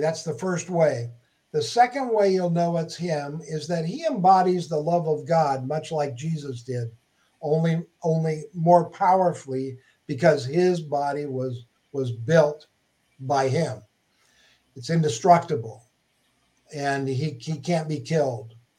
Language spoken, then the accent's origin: English; Minnesota, United States; moved away as an adult; now in Huntington Beach, United States; I grew up in Minnesota, shoveling snow